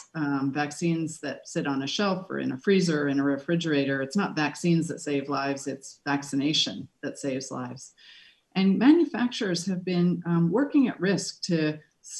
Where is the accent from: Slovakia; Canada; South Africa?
Canada; I'm a Canadian